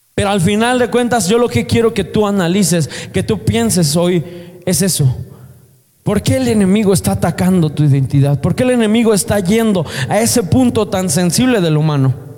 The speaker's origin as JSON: {"language": "Spanish", "country": "Mexico", "said": "Nosotros somos mexicanos"}